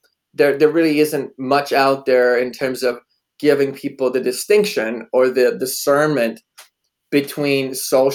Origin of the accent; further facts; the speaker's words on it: Poland; moved away; I was born in Poland